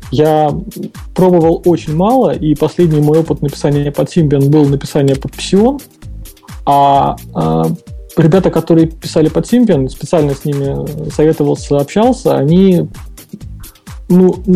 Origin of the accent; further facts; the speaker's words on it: Saint Petersburg, Russia; все тут же из того же самого Санкт-Петербурга.